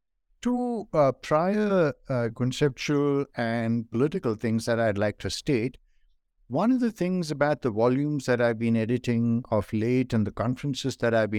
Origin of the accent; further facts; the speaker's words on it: Kerala, India; born there; also born or lived in northern India; I was born in India in the state of Kerala, which some of you may know is on the southwestern coast of India.